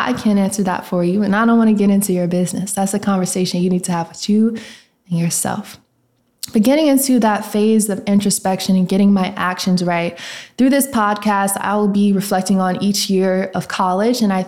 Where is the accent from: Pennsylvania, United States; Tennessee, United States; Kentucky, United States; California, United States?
Tennessee, United States; Nashville; also born or lived in Memphis, Tennessee; I am from Tennessee, Nashville to be exact, and I do be in Memphis, you know, for school